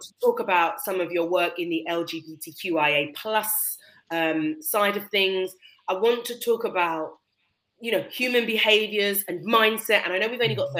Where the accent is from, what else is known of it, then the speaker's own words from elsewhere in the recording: United Kingdom; in our culture as British people